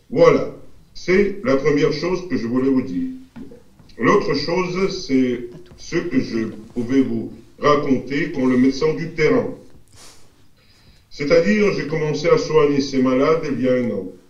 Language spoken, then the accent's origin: French; Russia; French is a second language; chez nous en Russie